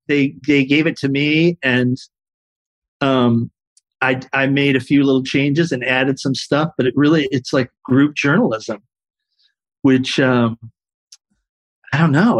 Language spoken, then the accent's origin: English; San Diego, California, United States; born or raised there